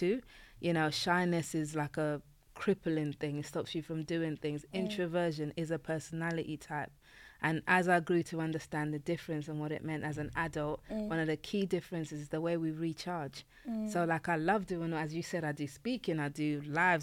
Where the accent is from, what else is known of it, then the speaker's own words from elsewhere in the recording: London, United Kingdom; also born or lived in Nigeria; now in Kent, United Kingdom; I grew up in East London